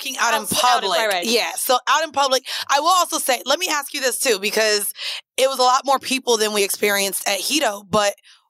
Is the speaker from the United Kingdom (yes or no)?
no; Jamaica; The food to me, I like food better in Jamaica, but I'm Jamaican.